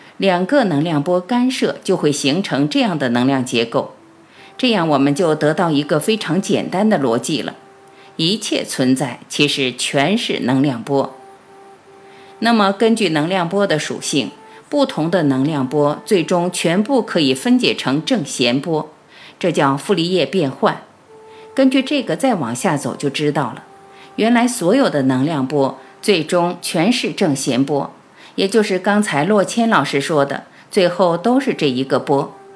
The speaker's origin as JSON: {"language": "Chinese", "country": "China", "said": "我们是中国人"}